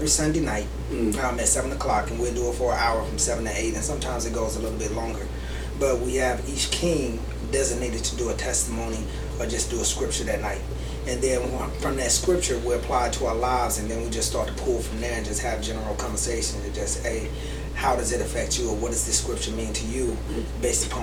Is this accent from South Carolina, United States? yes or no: yes; Sumter, South Carolina, United States; now in Greenville, United States; I am actually originally from Spumber, South Carolina